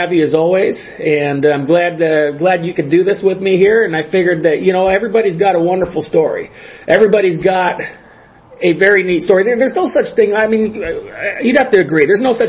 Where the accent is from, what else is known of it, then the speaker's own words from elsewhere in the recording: Los Angeles, California, United States; now in Arizona, United States; I grew up in the Los Angeles area. But, you know, at some point he moved to Oregon. At some point I moved to Arizona. We both moved to Arizona, and here we are.